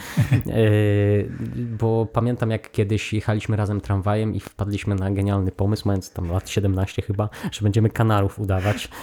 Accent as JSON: {"language": "Polish", "country": "Poland", "tie": "born or raised there", "moved": "yes", "said": "w tym swoim mieście powiatowym tam się wychowałem"}